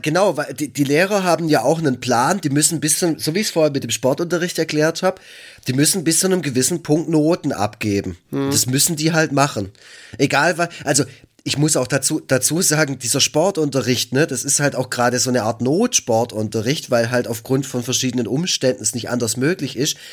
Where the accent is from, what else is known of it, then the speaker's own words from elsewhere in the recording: Black Forest, Baden-Württemberg, Germany; ich komme aus dem Schwarzwald